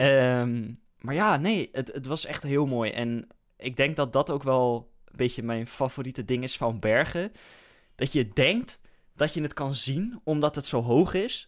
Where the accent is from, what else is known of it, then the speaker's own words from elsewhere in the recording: Netherlands; als Hollander zijnde